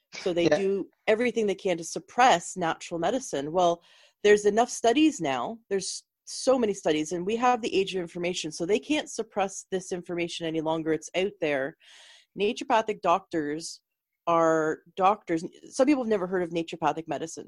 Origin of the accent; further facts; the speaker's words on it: Canada; moved away; I'm originally from Canada